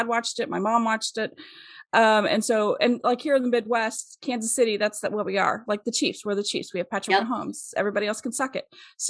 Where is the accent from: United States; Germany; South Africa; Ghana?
Germany; Soccer, you know, I grew up in Germany. Soccer, we played it all the time.